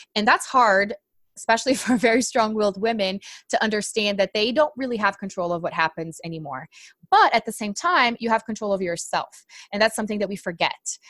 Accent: Brazil; English is a second language; moved away; I'm actually from Brazil

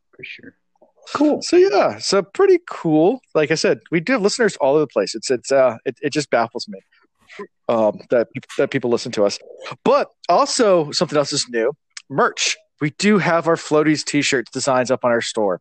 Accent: Virginia, United States; being from Virginia

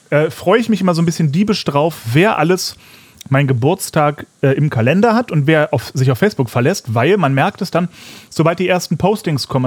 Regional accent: Fulda, Hesse, Germany; Wie läuft es in meiner alten Heimat?

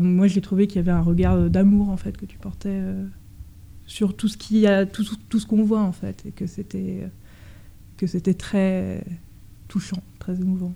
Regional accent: Paris, Île-de-France, France; je suis parisienne

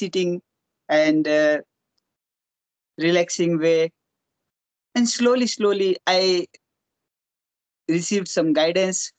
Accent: Rajasthan, India; I born in Rajasthan

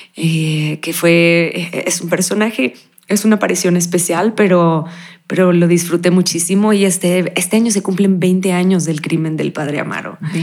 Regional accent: Cancún, Quintana Roo, Mexico; yo naciendo en Cancún, la mayoría de mis amigos hablaban como chucatecos

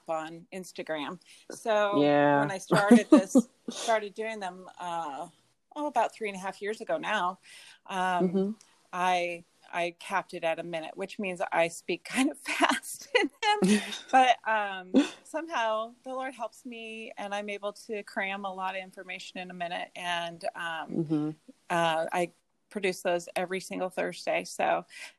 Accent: Arizona, United States; I was born here in Arizona, where I still live

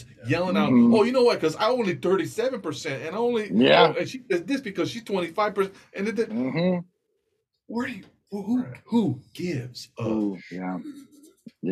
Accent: California, United States; now in Hawaii, United States; growing up in California

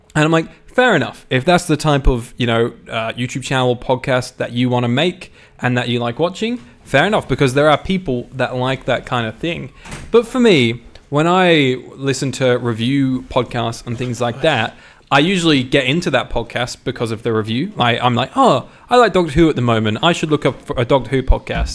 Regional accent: Australia; I'm Australian

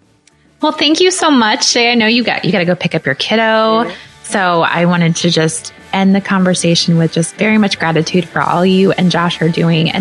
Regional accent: Iowa, United States; I'm from Iowa. I'm in the middle of America too.

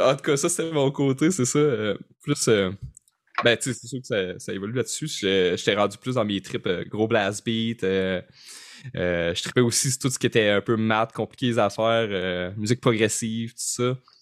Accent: Rimouski, Quebec, Canada; moi, je viens de Rimouski

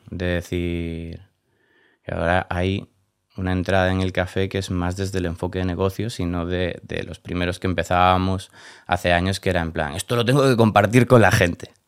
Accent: Galicia, Spain; moved away as an adult; also born or lived in Barcelona; now in Madrid, Spain; soy gallego

